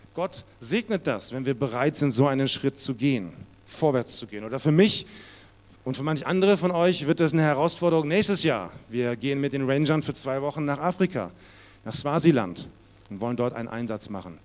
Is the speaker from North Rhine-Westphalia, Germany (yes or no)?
no; Munich, Bavaria, Germany; bei uns in Bayern, in München war das so, da musste man vorspielen